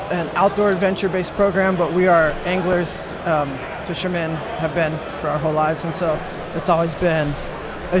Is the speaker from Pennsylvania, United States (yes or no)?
no; Baytown, Texas, United States; Dirty Bay, Baytown, Texas